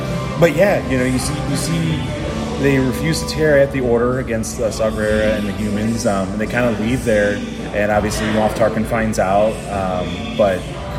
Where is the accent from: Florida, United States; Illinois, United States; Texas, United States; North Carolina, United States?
Illinois, United States; Chicago; now in Austin, United States; Once again, not as great as my hometown, Chicago.